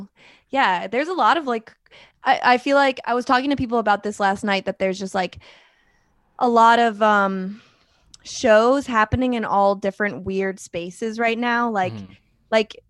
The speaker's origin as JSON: {"language": "English", "region": "New York", "country": "United States", "tie": "born or raised there", "said": "I grew up like near the Adirondacks, and like I went to a summer camp in Lake Placid."}